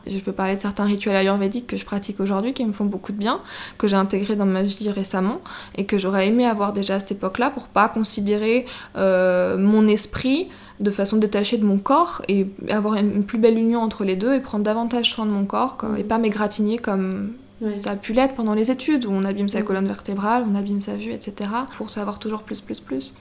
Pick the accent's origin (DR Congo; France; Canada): France; Rochefort-en-Terre, Brittany; also born or lived in Barcelona; mon village natal à Rochefort-en-Terre